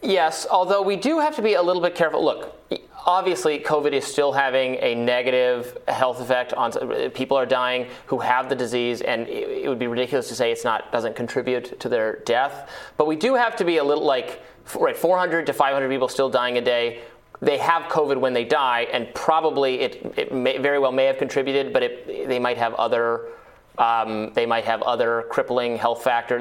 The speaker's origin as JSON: {"language": "English", "country": "United States", "said": "as an American"}